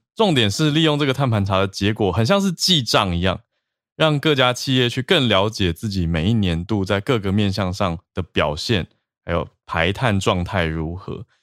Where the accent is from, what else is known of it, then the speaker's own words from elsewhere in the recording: Taiwan; 我们台湾人